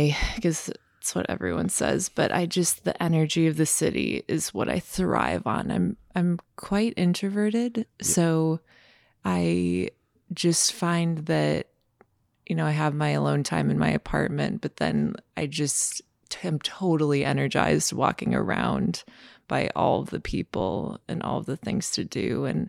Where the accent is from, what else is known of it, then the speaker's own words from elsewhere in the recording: Minnesota, United States; Like I remember I did a summer at Parsons when I was 15, and that for a Minnesota girl who h